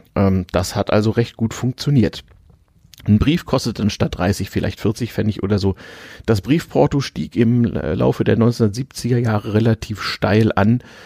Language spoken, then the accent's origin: German; Germany; also born or lived in Sweden